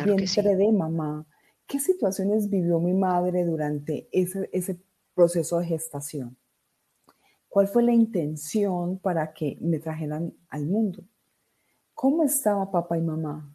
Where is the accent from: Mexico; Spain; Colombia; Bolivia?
Colombia; Riosucio, Caldas; also born or lived in Medellín, Colombia; soy de Medellín, Colombia. Crecí en un pueblo llamado Río Sucio Caldas